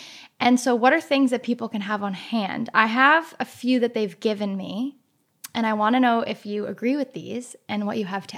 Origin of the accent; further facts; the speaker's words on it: Boston, Massachusetts, United States; accent: Boston; Yeah, it's my like Boston accent.